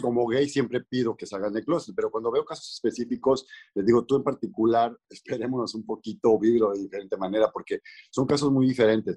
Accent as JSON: {"language": "Spanish", "country": "Mexico", "moved": "yes", "lives_now": "Los Angeles, United States", "said": "vivo en Los Ángeles, soy mexicano"}